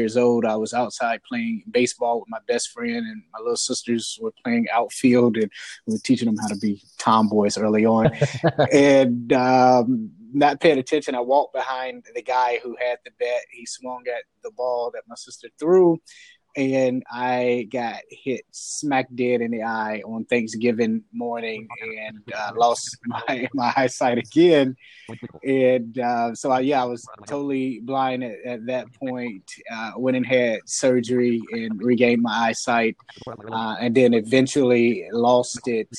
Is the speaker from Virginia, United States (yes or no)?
yes; Portsmouth, Virginia, United States; I grew up in Portsmouth, Virginia